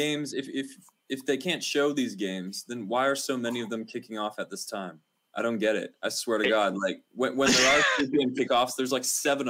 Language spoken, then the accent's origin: English; California, United States; I grew up on Sky Sports. I could get that in California.